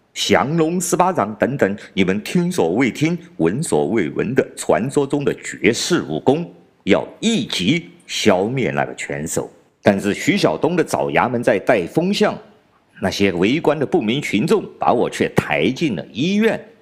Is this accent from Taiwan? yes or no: no; China; 我是来自中国大陆的